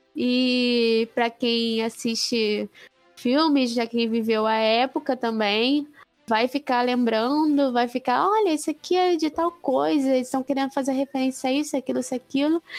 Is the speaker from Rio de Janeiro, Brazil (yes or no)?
yes; Rio de Janeiro, Brazil; eu, como sou do Rio de Janeiro